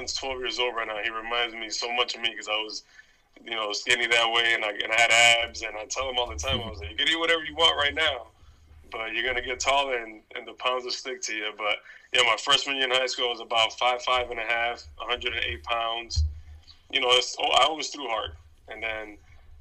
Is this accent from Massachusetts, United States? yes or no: yes; Boston, Massachusetts, United States; I was, you know, born in the city in Boston. I mean, Hyde Park is obviously one of the, you know, one of the towns in, like I like to say, in Boston